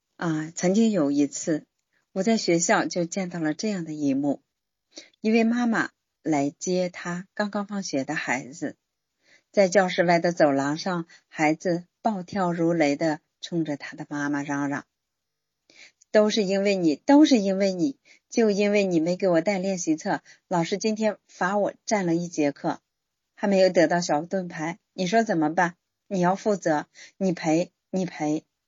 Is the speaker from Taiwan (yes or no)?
no; China; 我们中国人的民族骄傲感就被激发起来了